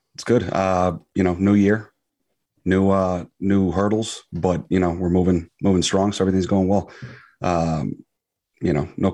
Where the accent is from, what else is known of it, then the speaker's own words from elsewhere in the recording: Queens, New York, United States; And I was born in Queens, Flushing. And, you know, just grew up basically everywhere.